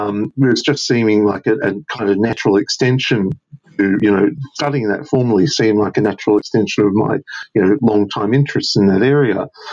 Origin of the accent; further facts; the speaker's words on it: Australia; when I first received my first copy of the Phantom comic book as a kid growing up in Australia in the late 1970s